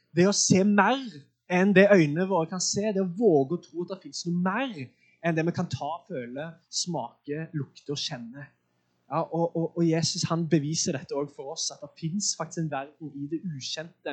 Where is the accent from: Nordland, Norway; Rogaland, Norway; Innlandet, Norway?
Rogaland, Norway; Sandnes; jeg er fra Sandnes